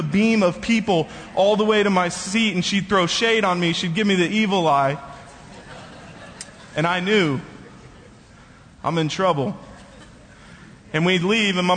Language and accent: English; Bethany, Oklahoma, United States; I grew up in this church. I was going to this church since before I was even born.